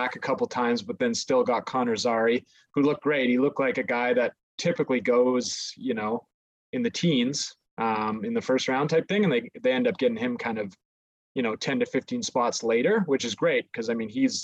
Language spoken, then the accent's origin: English; Calgary, Alberta, Canada; also born or lived in Lethbridge; Born and raised in Calgary. Basically been here my whole life, except for a small stint where I was in Lethbridge for university